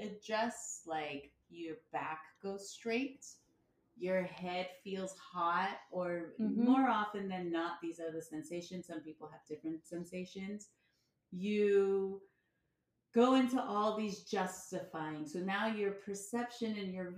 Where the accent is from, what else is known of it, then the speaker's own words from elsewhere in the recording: United States; I was born in America